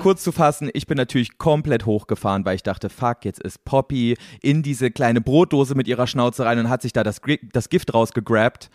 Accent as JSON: {"language": "German", "region": "East Germany", "country": "Germany", "said": "Ich komme aus Ostdeutschland, da gab es keine Wurfzelte"}